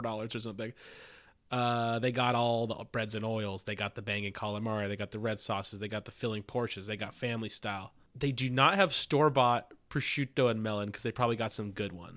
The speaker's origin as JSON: {"language": "English", "town": "Los Angeles", "region": "California", "country": "United States", "tie": "born or raised there", "said": "my hometown, uh, North Hollywood, California"}